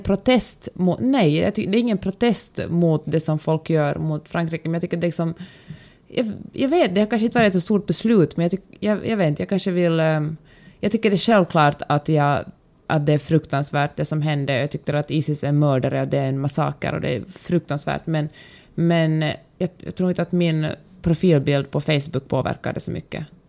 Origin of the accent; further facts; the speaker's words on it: Finland; now in Sweden; jag är ju född och uppvuxen i, i Finland